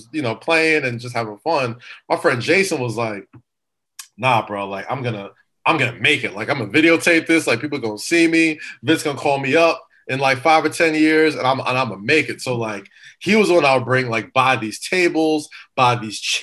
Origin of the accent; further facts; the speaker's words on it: New York City, New York, United States; growing up in Staten Island